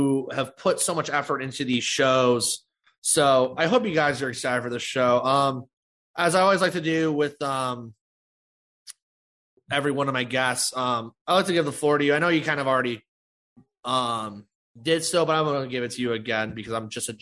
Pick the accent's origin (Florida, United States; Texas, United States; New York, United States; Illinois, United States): Illinois, United States; Chicago; Chicago, my hometown